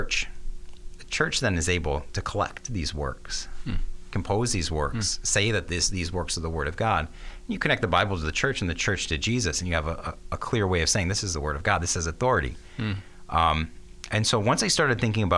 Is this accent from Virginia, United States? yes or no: no; Ann Arbor, Michigan, United States; my home church, St. Paul